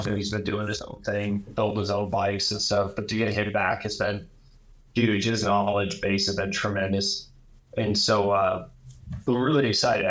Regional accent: Columbus, Ohio, United States; moved away as an adult; now in Indianapolis, United States; I'm a Columbus boy. I mean, I grew up in Columbus, Ohio.

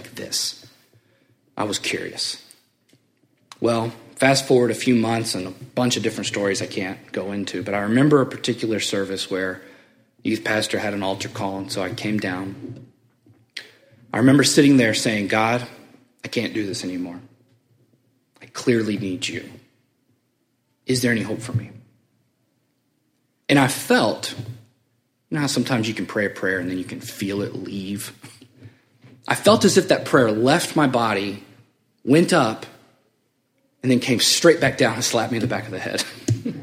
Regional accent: Memphis, Tennessee, United States; also born or lived in Springfield; I'm from Memphis.

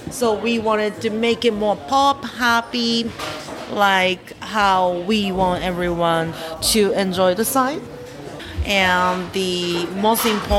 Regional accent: Japan; I grew up in Japan when I was young.

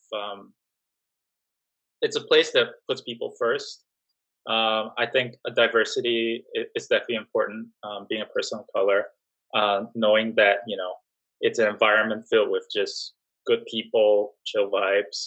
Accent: Singapore; moved away as an adult; also born or lived in New York / Miami; I was born and raised in Singapore.

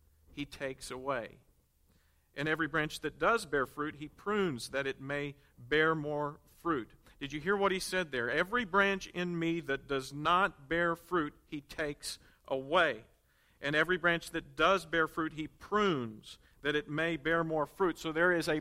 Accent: Conway, Arkansas, United States; growing up in Conway

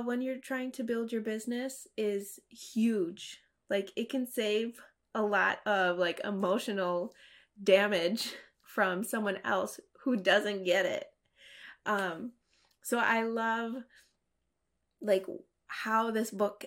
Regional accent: United States; growing up in America and being assimilated

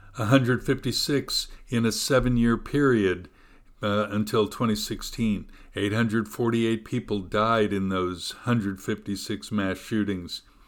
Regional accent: United States; as an American

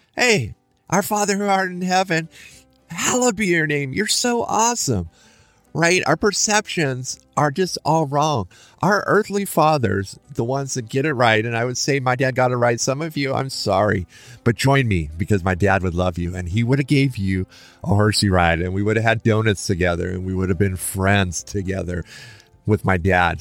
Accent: Lincoln, Nebraska, United States; I grew up in Lincoln, Nebraska

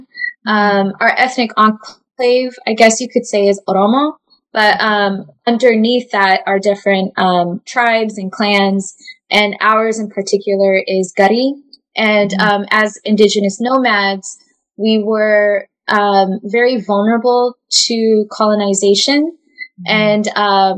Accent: Orange County, California, United States; also born or lived in refugee camp (birthplace); he was able to acquire a job in Orange County. So that's where I grew up.

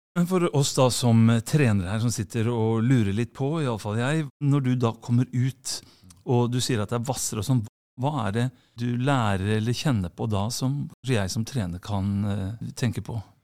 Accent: Sandefjord, Vestfold, Norway; Vi kommer fra Sandefjord.

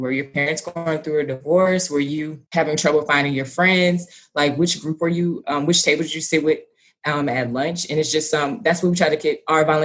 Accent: Baton Rouge, Louisiana, United States; moved away as an adult; also born or lived in Monroe, Louisiana; now in Houston, United States; I'm Baton Rouge, born and raised

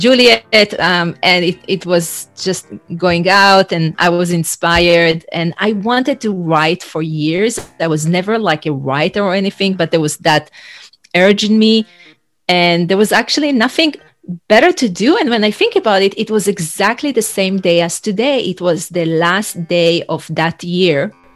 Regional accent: Israel; moved away as an adult; now in United States; I'm originally from Israel and I used to work in human resources, training, and change management

